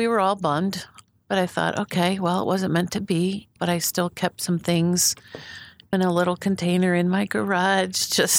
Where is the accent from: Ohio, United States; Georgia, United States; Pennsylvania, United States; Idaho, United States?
Pennsylvania, United States; Philadelphia area; moved away as an adult; also born or lived in Pittsburgh / Wheaton, Illinois / Amsterdam, Netherlands / Boise; I was born in the Detroit area. I was raised in Pennsylvania, right on the outskirts of Philadelphia, and then also outside of Pittsburgh, and then back to Philadelphia.